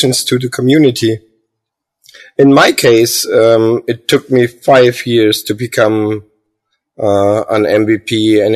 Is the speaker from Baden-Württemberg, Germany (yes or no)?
yes; Heilbronn, Baden-Württemberg, Germany; I'm from Heilbronn, Germany